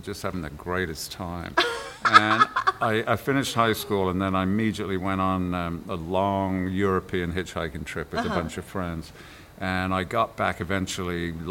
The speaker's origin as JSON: {"language": "English", "town": "Birmingham", "region": "West Midlands", "country": "United Kingdom", "tie": "born or raised there", "also_born_or_lived": "Coventry, England", "said": "we moved to Birmingham, and that's where I really grew up"}